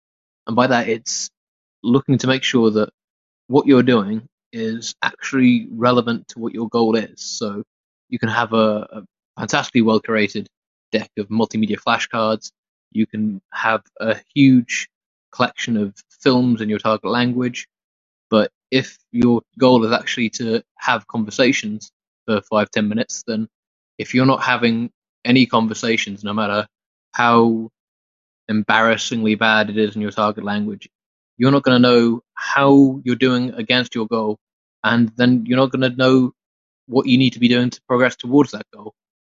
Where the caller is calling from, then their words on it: United Kingdom; in the UK